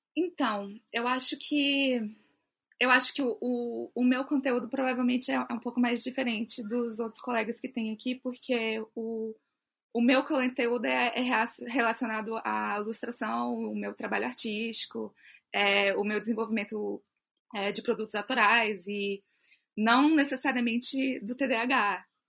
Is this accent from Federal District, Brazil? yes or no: yes; Brasília, Federal District, Brazil; eu sou de Brasília DF, nasci aqui em Brasília, morei em outro lugar também, mas hoje eu estou aqui, sou brasiliense